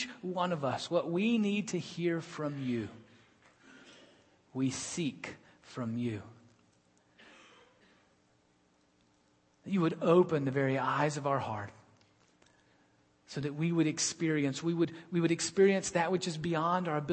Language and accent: English; Birmingham, Alabama, United States; my hometown had a team in the World Football League. The World Football League was trying to compete with the National Football League, and we were the Birmingham Americans